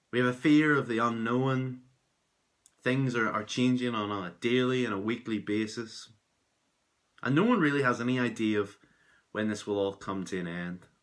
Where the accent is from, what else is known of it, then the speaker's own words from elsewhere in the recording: Belfast, Northern Ireland, United Kingdom; I'm from Belfast in Northern Ireland